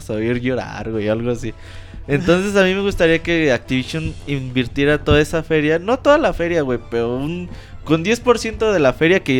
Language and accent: Spanish; Mexico; Somos mexicanos, güey.